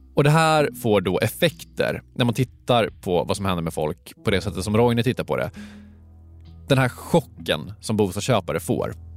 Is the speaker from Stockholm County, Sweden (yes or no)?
yes; Stockholm, Stockholm County, Sweden; jag är från Stockholm.